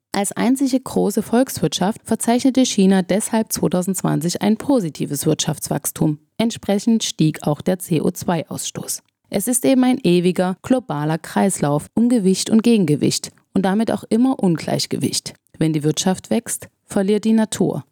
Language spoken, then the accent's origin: German; Germany; bei uns in Deutschland